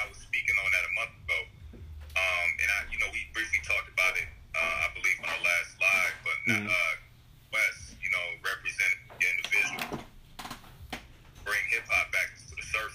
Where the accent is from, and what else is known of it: Midwest, United States